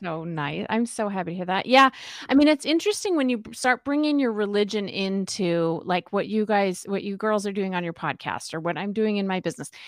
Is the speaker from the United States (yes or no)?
yes; Spokane, Washington, United States; moved away as an adult; also born or lived in Utah / California; I grew up in Spokane, Washington